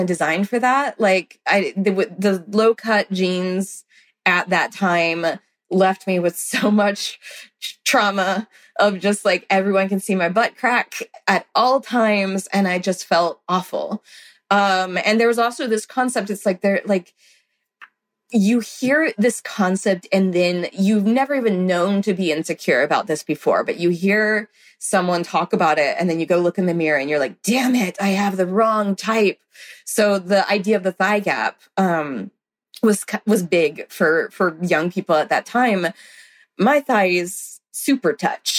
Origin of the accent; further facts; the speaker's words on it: the South, United States; I grew up in the South